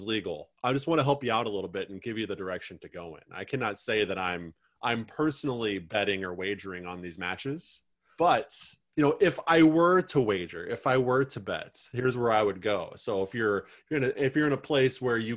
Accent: Illinois, United States; now in Woodbury, United States; I'm from Illinois. Went to school in the Chicagoland area where Portillo's is very, very big

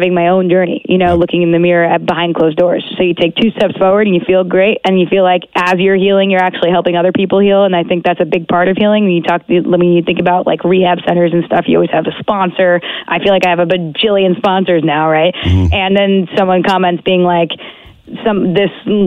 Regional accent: United States; moved away as an adult; also born or lived in Long Island, New York / New Jersey; now in Toronto, Canada; I grew up in New York, and then, so half my life in New York, half my life in Jersey. So I got a little dirty Jersey, and I got a little Long Island in me.

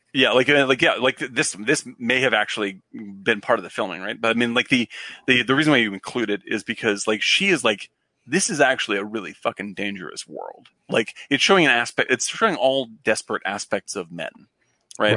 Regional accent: Chatham, Massachusetts, United States; I grew up in Cape Cod

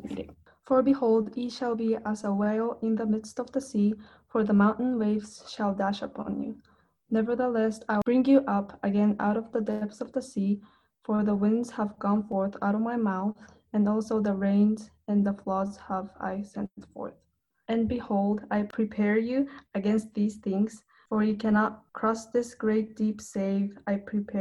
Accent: Japan; English is a second language; now in North Carolina, United States; I am from Japan. I live in North Carolina now

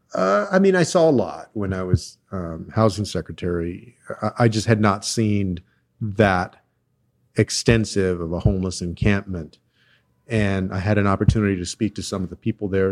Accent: Texas, United States; my home state of Texas

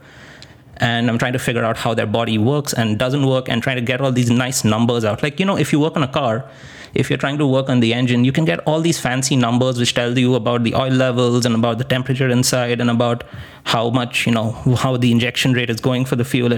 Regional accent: Kolkata, West Bengal, India; moved away as an adult; also born or lived in Netherlands / Eau Claire, Wisconsin / Chicago; now in Vancouver, Canada; I'm from Calcutta in India

